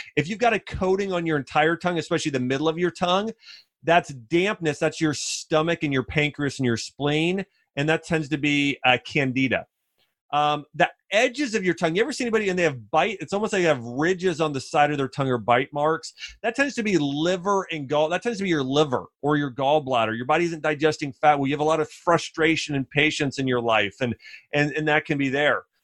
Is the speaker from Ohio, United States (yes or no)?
yes; Ohio, United States; moved away as an adult; also born or lived in Nashville; Now I grew up in the North in Ohio